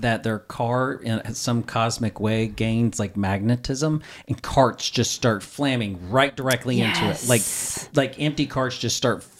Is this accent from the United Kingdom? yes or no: no; the South, United States; I'm from the South